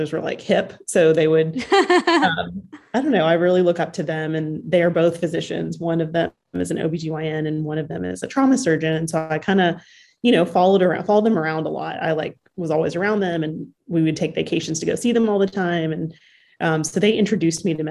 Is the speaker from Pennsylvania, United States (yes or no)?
no; Huntsville, Alabama, United States; also born or lived in Houston, Texas; now in Birmingham, United States; I am from Alabama. I grew up in Huntsville